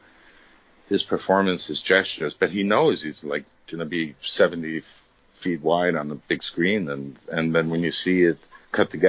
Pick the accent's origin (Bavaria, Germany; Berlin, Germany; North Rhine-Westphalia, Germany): Bavaria, Germany; Munich; moved away; I came from Europe. I mean, I grew up in Munich